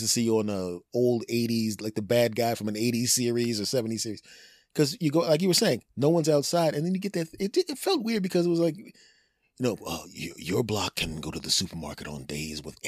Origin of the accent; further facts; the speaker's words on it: Philadelphia, Pennsylvania, United States; my hometown in Philadelphia